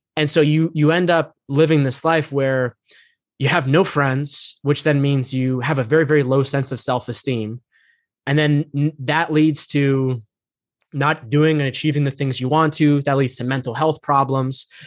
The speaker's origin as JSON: {"language": "English", "country": "United States", "tie": "born or raised there", "said": "I'm not really in touch with, like, my Egyptian roots, like, I grew up here in America."}